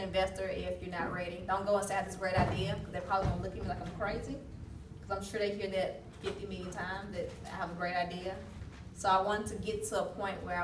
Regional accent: Mississippi, United States; now in Austin, United States; I'm originally from Mississippi

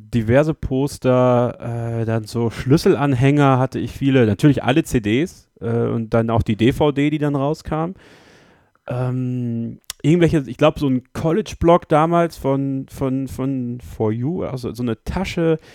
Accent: Borken, North Rhine-Westphalia, Germany; Ich habe damals auf einem Stadtfest in Borken, äh, in meinem Heimat, in meiner Heimatstadt, vor Leuten auf einer Bühne, auf dem Marktplatz

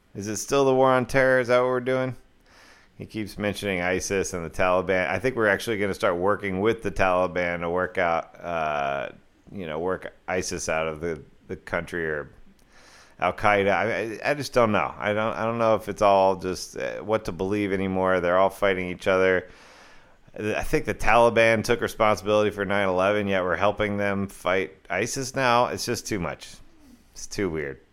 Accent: Houston, Texas, United States; now in Austin, United States; growing up in Houston

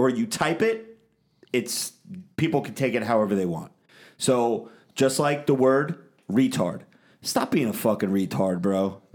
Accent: New Jersey, United States; I'm from Jersey

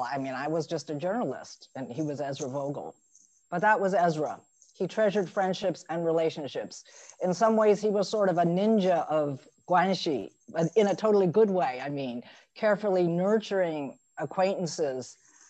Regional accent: Dayton, Ohio, United States; I'd grown up in a sort of state of alienation and deracination in Dayton, Ohio, of all places.

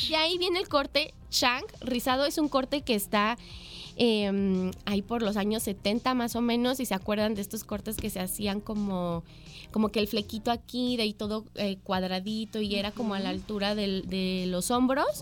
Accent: Mexico; nosotros como sociedad mexicana somos, nos gusta exagerar en las fiestas

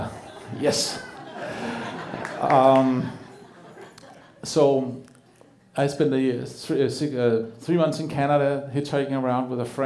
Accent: Denmark; English is a second language; moved away as an adult; also born or lived in Wisconsin, United States; now in Portland, United States; I grew up in Denmark in a middle-class family.

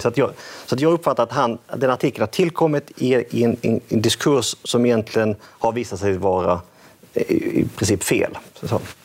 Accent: Skåne, Sweden; jag växte upp i Skåne

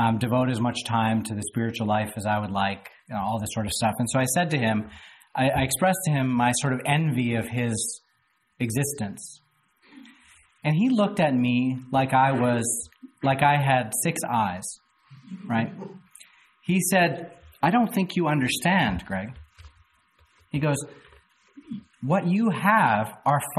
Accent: Canada; moved away as an adult; now in Louisville, United States; I moved down to Louisville from Canada 10 years ago. And I was a horribly naive Canadian

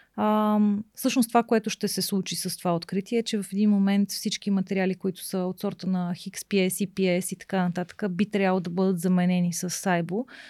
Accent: Bulgaria; also born or lived in England; че съм жена и че съм от България

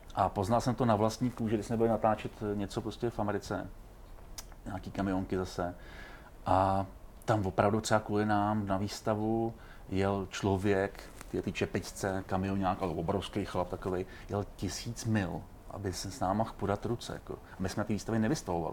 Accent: Czechia; jsem hrdý na to, že jsem Čech

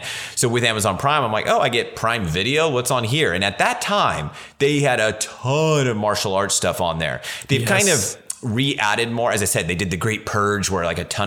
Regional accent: Central Valley, California, United States; where I grew up in the Central Valley, California

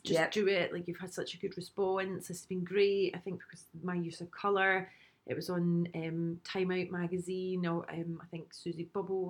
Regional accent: Glasgow, Scotland, United Kingdom; accent: Glasgow; moved away as an adult; also born or lived in London; with the Glasgow accent

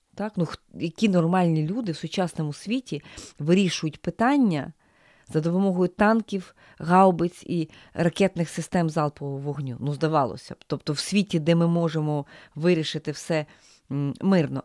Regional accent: Ukraine; нас, українців

